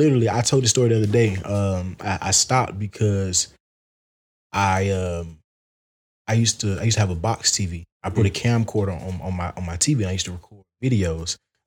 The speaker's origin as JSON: {"language": "English", "region": "the South", "country": "United States", "tie": "born or raised there", "said": "And then my rapping just come from just growing up in the South."}